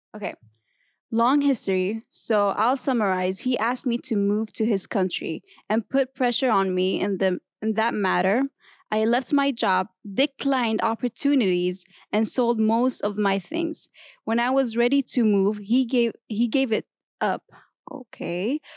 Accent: Kuwait; moved away as an adult; now in United States; I'm from Kuwait, so it's a different culture.

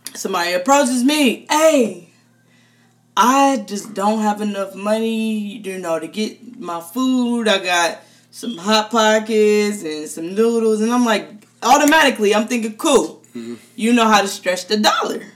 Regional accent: United States; I'm so American

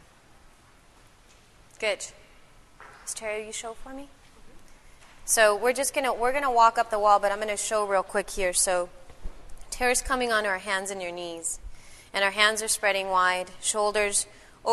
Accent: El Salvador; I'm from El Salvador

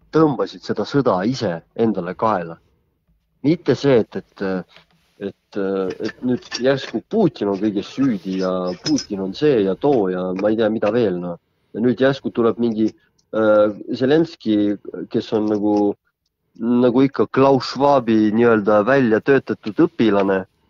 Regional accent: Võru, Võru County, Estonia; ma olen pärit Lõuna-Eestist, Võrust

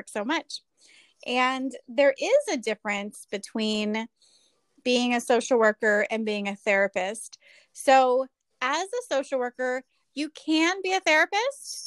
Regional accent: Southern California, United States; I am a clinical social worker born and raised in Southern California.

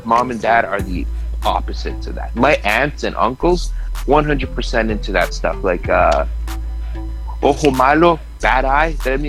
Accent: Costa Rica; born there; That's where my parents are from, right? Like I was born in Costa Rica.

